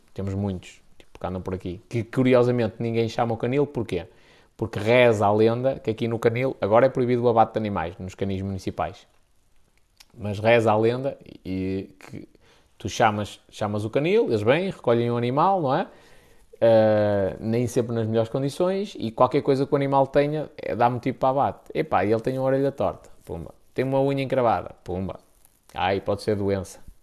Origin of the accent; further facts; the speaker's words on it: the North, Northern Portugal, Portugal; aqui no Norte é B de burro mesmo